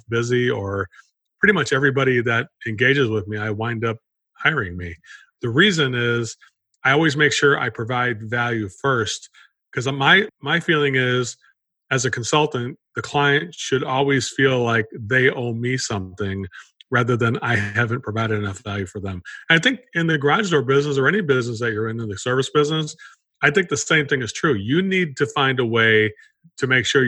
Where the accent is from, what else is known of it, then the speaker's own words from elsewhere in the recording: Chicago, Illinois, United States; moved away; I come from Chicago area, originally grew up in that area